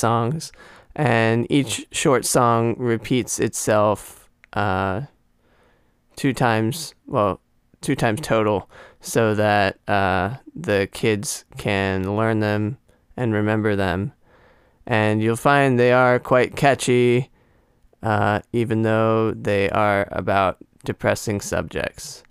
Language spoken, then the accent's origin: English; United States; the United States, which is my home country